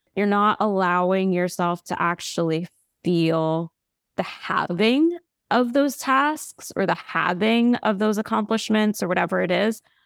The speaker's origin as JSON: {"language": "English", "country": "United States", "said": "we're American"}